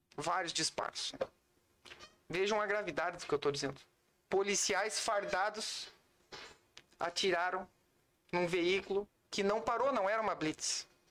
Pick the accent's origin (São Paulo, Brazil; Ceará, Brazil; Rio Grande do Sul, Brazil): Rio Grande do Sul, Brazil; Santana do Livramento; De Santana do Livramento